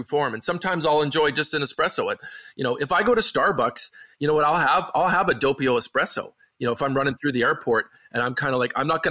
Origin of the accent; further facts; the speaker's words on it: Canada; growing up where I'm from in small town Canada